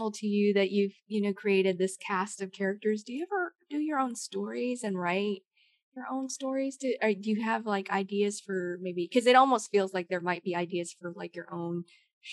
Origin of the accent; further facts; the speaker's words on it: Idaho, United States; moved away as an adult; now in Georgia, United States; I grew up in Idaho of all places.